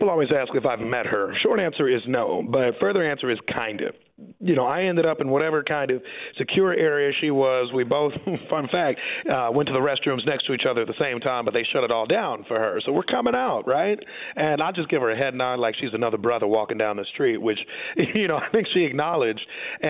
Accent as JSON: {"language": "English", "town": "Kansas City", "region": "Missouri", "country": "United States", "tie": "born or raised there", "said": "I grew up in Kansas City."}